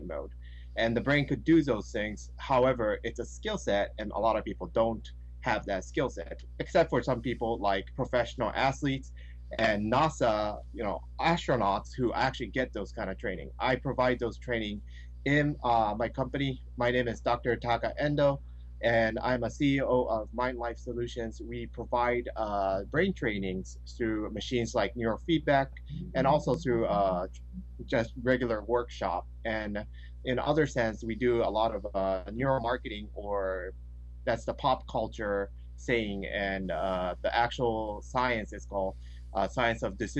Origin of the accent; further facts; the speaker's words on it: Tokyo, Japan; moved away as an adult; also born or lived in United States; I was born and raised in Tokyo, Japan, till 18